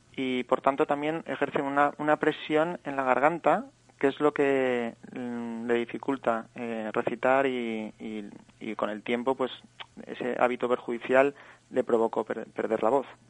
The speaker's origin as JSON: {"language": "Spanish", "town": "Valencia", "region": "Valencian Community", "country": "Spain", "also_born_or_lived": "Barcelona / Australia", "moved": "as an adult", "said": "soy de Valencia"}